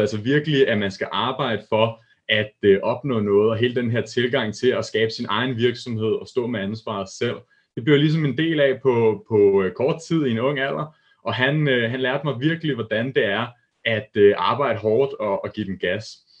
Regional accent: Hillerød, Capital Region of Denmark, Denmark; der arbejdede jeg op i Hillerød, hvor jeg kommer fra, der er jeg født og opvokset

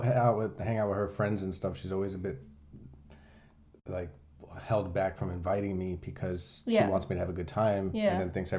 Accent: Puerto Rico; English is a second language; Well, I'm from Puerto Rico, which is Native Americans there, you know, Indians.

